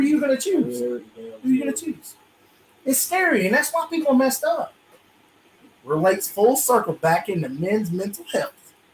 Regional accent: South Georgia, United States; where we are down here in South Georgia, now where I'm from, I'm from, uh, I'm I'm from Edwards County

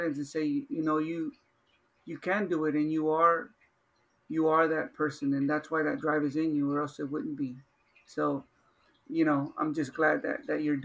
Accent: Los Angeles, California, United States; I grew up in South Central Los Angeles

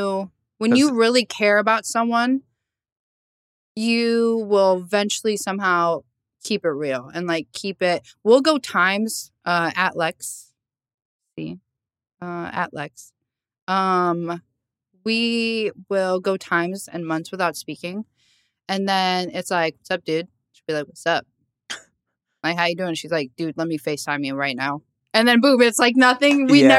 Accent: Lakewood, New Jersey, United States; born or raised there

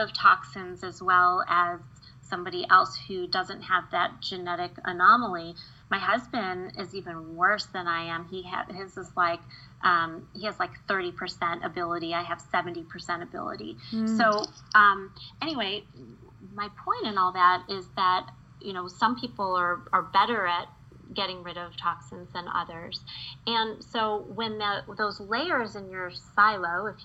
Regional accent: Midwest, United States; I grew up in the Midwest

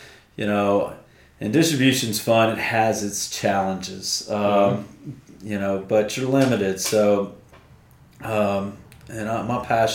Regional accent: Mississippi, United States; I grew up in Mississippi. That's where I was born and raised

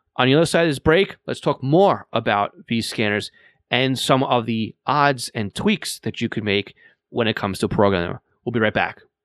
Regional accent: Long Island, New York, United States; accent: Long Island; I live here on Long Island

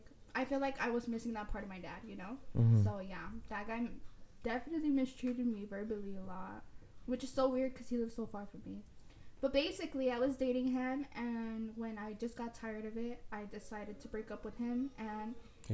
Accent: Los Angeles, California, United States; also born or lived in Long Beach / Maywood / Bell; I was actually born and raised in South Central

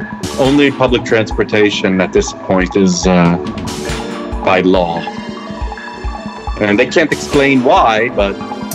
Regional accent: Israel; moved away as an adult; also born or lived in Columbus, Ohio, United States; now in Amsterdam, Netherlands; I was born in 75 in Ohio, and then my parents moved to Israel in 83, basically. And then I was there for how long? For like 20 years?

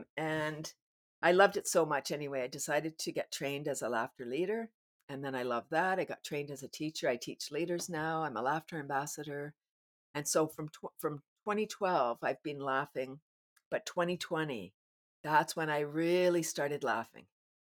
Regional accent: Canada

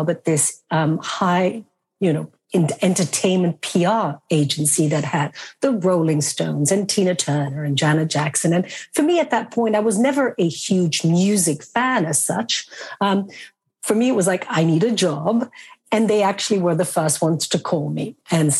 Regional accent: Belgium; born or raised there; moved away as an adult; also born or lived in London

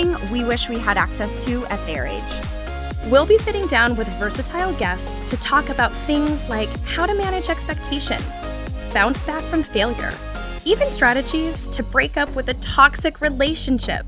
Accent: Colorado, United States; we're both from Colorado

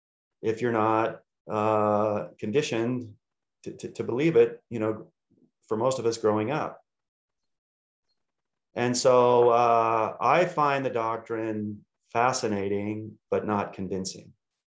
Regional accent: Utah, United States; I'm from Utah.

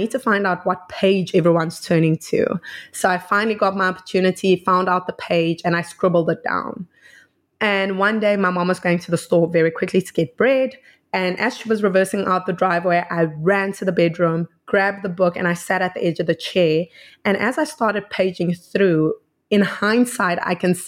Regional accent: South Africa; I'm from South Africa

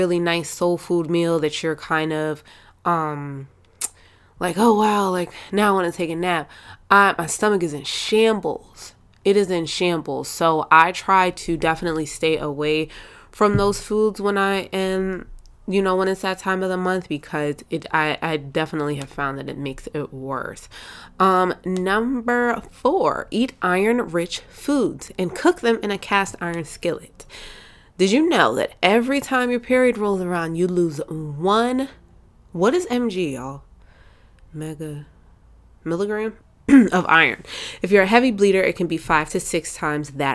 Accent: Jamaica; I'm Jamaican

